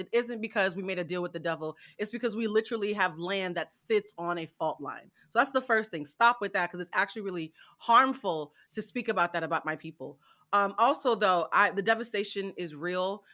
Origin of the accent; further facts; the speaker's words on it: Haiti; my people